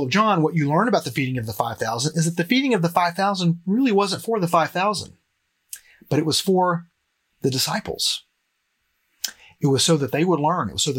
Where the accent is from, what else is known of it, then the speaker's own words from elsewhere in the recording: Cleveland, United States; a church like the one that I grew up here in Cleveland